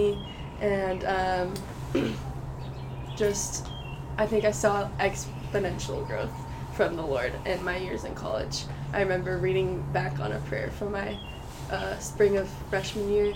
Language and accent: English; Fort Worth, Texas, United States; I am from Fort Worth, Texas